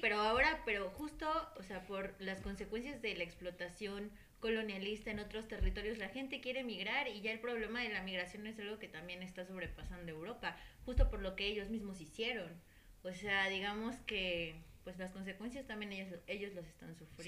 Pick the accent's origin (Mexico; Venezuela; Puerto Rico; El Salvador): Mexico; como sociedad mexicana, como país mexicano en el que vivimos